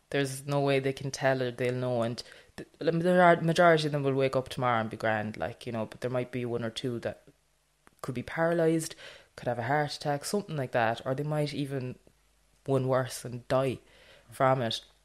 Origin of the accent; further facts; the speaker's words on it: Millstreet, Munster, Ireland; I'm from Mill Street, so it's North Cork, small rural town. Everybody knows everybody